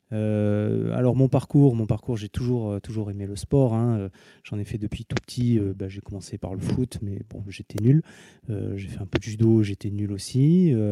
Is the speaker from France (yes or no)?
yes; Montpellier, Occitania, France; also born or lived in Tours; j'ai 42 ans, je suis le, médecin un des médecins de l'équipe de foot euh, de, Montpellier qui est en Ligue 1. Je suis né à Montpellier